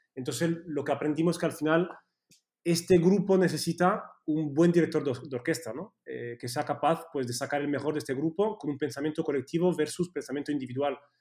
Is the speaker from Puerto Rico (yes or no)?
no; Switzerland; Spanish is a second language; moved away as an adult; now in Spain; yo crecí en Suiza eh, y, cuando vine aquí con 18 años